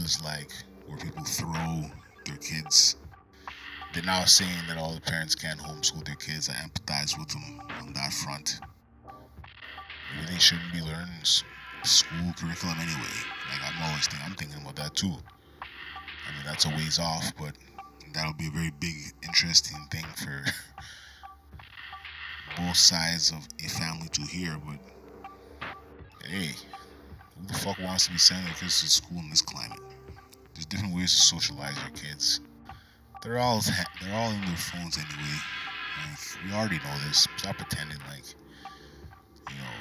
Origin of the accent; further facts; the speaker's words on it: Canada; I'm Canadian